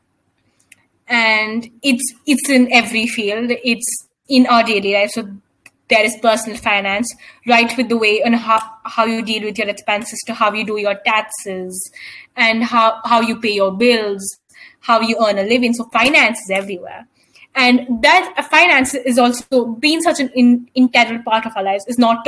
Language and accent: English; India; we as Indian people